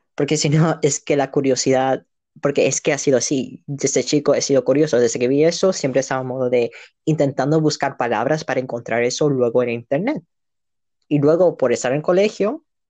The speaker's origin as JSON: {"language": "Spanish", "region": "Andalusia", "country": "Spain", "also_born_or_lived": "Canada / Chile", "accent": "Andalusian", "said": "El, andaluz no tiene su lenguaje, simplemente que nos comemos un montón de palabras"}